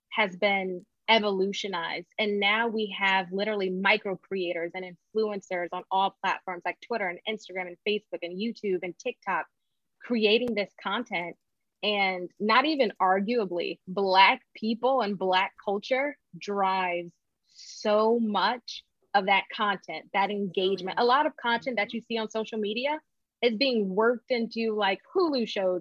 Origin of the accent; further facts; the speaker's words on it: Connecticut, United States; now in Atlanta, United States; I'm originally from Connecticut